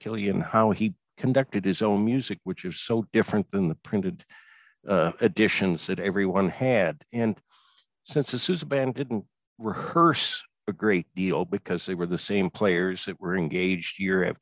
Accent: Iowa, United States; moved away; also born or lived in Virginia; growing up in Iowa

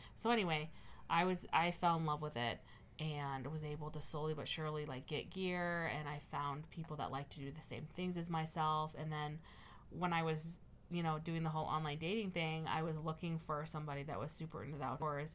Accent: Midwest, United States; we're from the Midwest

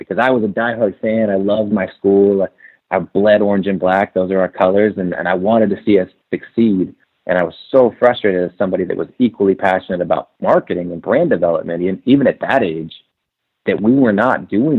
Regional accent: Portland, Oregon, United States; I'm from Portland. I went to school in Oregon.

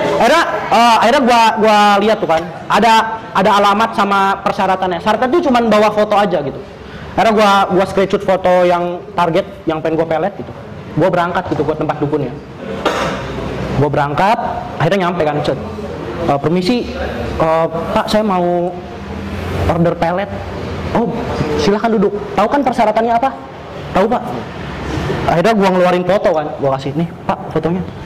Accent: Pandeglang, Banten, Indonesia; dari Pandeglang, Banten. Gua dari Banten juga

